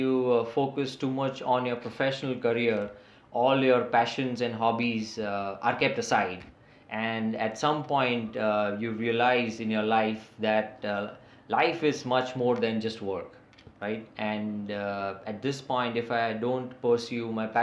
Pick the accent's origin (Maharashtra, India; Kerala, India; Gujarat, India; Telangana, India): Maharashtra, India; Mumbai; first language English; So I am from Mumbai in India, and I will be turning 44 this May